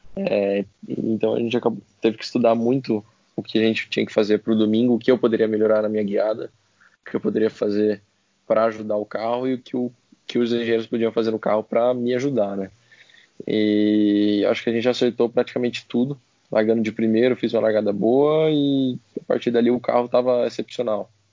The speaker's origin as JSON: {"language": "Portuguese", "country": "Brazil", "said": "como um bom brasileiro"}